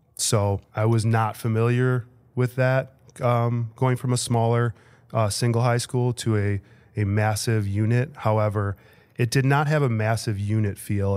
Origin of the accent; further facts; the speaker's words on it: Bensenville, Illinois, United States; I am from Bensonville, Illinois